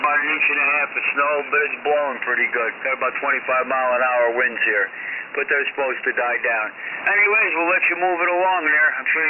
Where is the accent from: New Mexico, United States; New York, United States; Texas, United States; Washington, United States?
New York, United States; Troy; moved away; I was born in Troy, New York